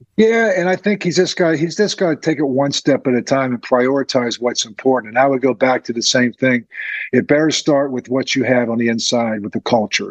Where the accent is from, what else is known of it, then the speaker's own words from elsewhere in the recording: Crafton, Pennsylvania, United States; I grew up in Crafton.